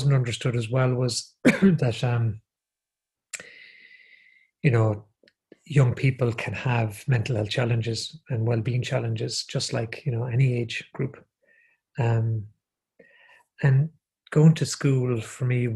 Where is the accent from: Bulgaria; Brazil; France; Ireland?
Ireland; Galway, Connacht; So I grew up in Galway, and I went to the secondary school I went to is called the Bish, St.